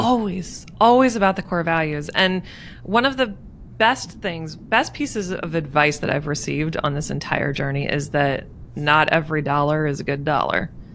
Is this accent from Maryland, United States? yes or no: yes; Maryland, United States; moved away as an adult; also born or lived in Pennsylvania; I was leaving Maryland. I was moving to Pennsylvania.